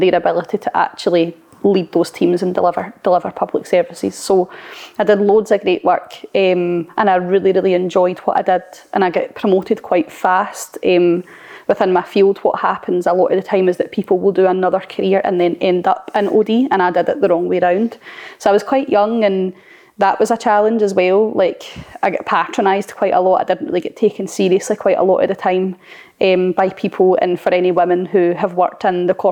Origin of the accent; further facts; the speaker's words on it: Blantyre, Scotland, United Kingdom; I grew up in a place called Blantyre, really small town.